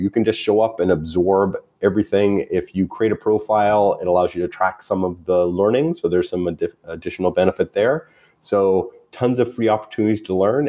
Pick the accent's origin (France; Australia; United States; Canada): Canada; as a Canadian